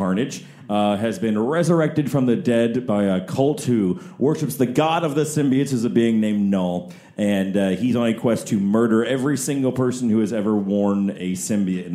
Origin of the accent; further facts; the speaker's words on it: Texas, United States; moved away as an adult; I'm from Texas